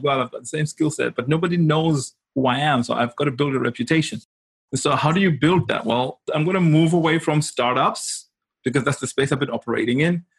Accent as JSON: {"language": "English", "country": "Zimbabwe", "tie": "born or raised there", "also_born_or_lived": "Kent, United Kingdom", "moved": "as an adult", "said": "I'm from Zimbabwe. I grew up in Africa"}